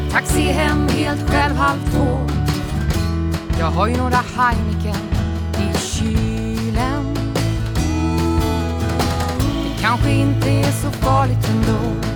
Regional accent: Stockholm County, Sweden; accent: Stockholm; För vissa säger att jag har en riktigt bred stockholmska.

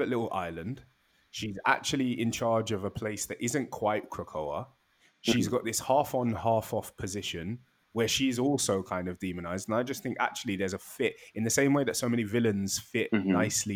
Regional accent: United Kingdom; me as a British person

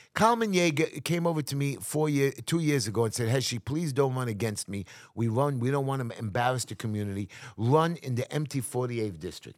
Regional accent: New York City, New York, United States; I'm here in America, in New York City, which I'm never going to leave

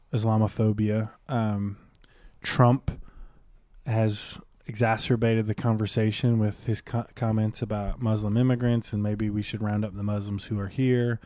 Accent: Detroit, Michigan, United States; I grew up in Detroit.

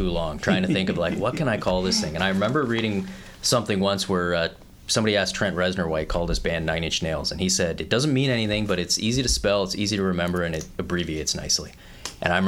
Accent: Canada; also born or lived in Australia / California; when I got to Canada, I'm 5 years old

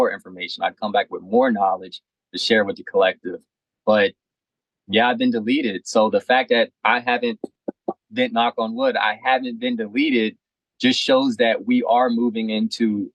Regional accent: Maryland, United States; I'm from Maryland.

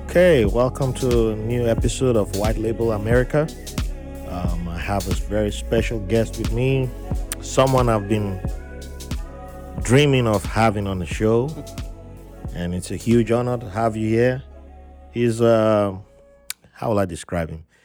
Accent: Nigeria; moved away as an adult; I grew up in Nigeria

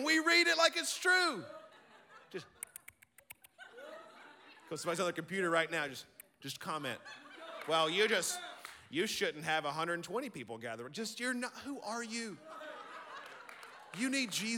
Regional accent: Birmingham, Alabama, United States; I'm from Birmingham, Alabama, and we're not brilliant, but we love the Lord

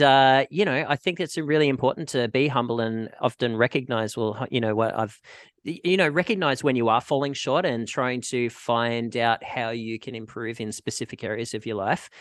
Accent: Australia; moved away as an adult; now in Vancouver, Canada; I'm Australian and I was living in Australia

